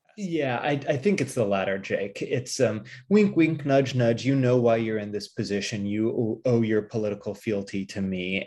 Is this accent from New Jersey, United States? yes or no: no; Pasadena, California, United States; moved away as an adult; also born or lived in Massachusetts / Pennsylvania / Cambridge, England; now in Durham, United Kingdom; I was born and raised in Pasadena, California